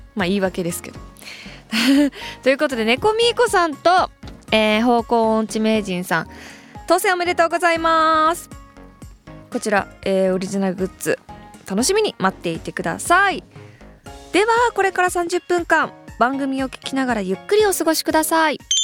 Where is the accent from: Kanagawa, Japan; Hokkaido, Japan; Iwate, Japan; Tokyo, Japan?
Hokkaido, Japan; moved away; 私の故郷北海道をいろんな視点からフューチャーして